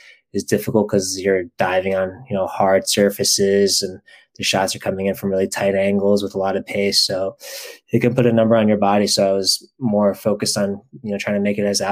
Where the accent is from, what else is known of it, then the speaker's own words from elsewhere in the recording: Baltimore, Maryland, United States; I grew up in Baltimore